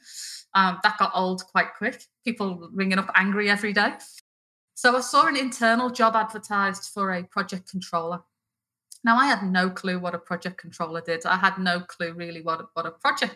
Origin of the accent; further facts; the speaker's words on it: Liverpool, North West England, United Kingdom; moved away as an adult; now in Australia; I'm not originally Australian, although I am a very proud Australian now. I'm from Liverpool in the north of England. And I've been here almost 18 years, so the accent's obviously not going anywhere.